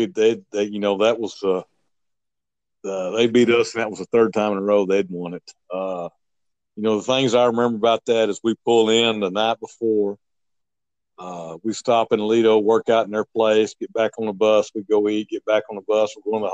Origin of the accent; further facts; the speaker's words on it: Iran; English is a second language; Walking out there, you know, we're from Iran. We don't have a clue how to get around anything